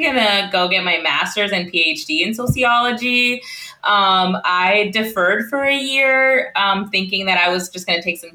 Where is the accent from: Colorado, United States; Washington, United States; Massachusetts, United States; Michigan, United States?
Washington, United States; Central; moved away as an adult; now in Illinois, United States; So we're both from the Central Washington area